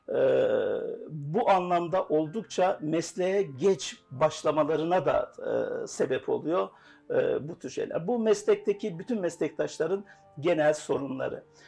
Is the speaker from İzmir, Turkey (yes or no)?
no; Rize Province, Turkey; Rize doğumluyum.